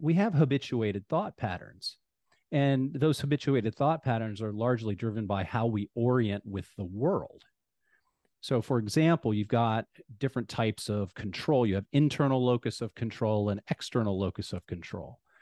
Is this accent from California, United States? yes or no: no; Ohio, United States; now in Phoenix, United States; Ohio, I'm from Ohio